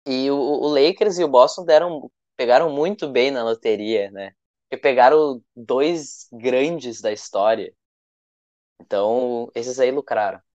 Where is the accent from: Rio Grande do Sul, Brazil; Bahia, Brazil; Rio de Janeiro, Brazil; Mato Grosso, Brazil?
Rio Grande do Sul, Brazil; the South; a gente é do Sul, né? Então aqui tem o tem o Inter e o Grêmio